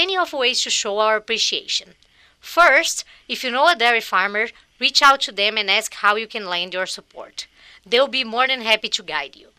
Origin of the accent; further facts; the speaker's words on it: Minas Gerais, Brazil; also born or lived in Southwest New York; now in United States; I was born in Minas Gerais, the largest dairy-producing state in Brazil.